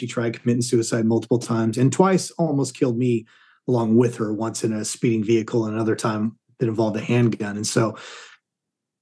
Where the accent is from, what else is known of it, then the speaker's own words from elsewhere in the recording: Southern California, United States; moved away as an adult; now in Dallas, United States; I grew up in Southern California.